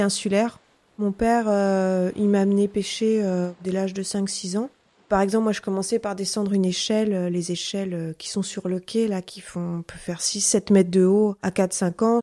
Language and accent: French; Ouessant, Brittany, France; je suis marin-pêcheur et je suis aussi guide conférencière. Je suis donc originaire euh, d'Ouessant